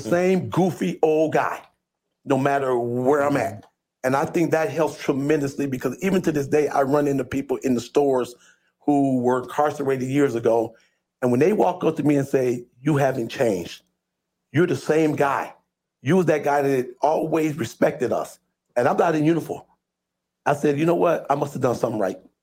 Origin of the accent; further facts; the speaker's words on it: Toledo, Ohio, United States; I was born and raised here in Toledo, Ohio.